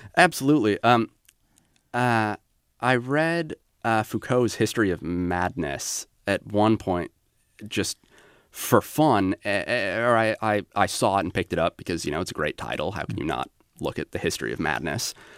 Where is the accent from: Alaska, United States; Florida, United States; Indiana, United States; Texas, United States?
Alaska, United States; I grew up in Alaska